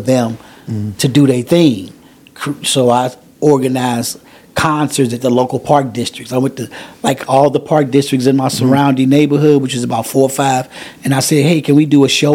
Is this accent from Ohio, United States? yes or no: no; Chicago, Illinois, United States; I grew up in Chatham, and there was a lot of elderly people